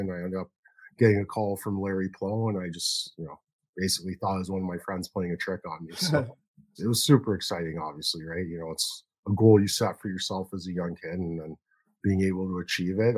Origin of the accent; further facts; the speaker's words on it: Toronto, Ontario, Canada; growing up in Toronto, there's a very strong grassroots program here